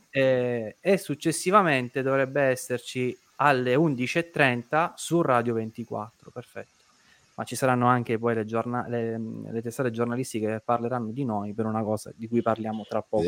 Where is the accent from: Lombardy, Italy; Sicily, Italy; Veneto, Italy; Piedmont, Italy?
Sicily, Italy; Caltagirone; io sono di Caltagirone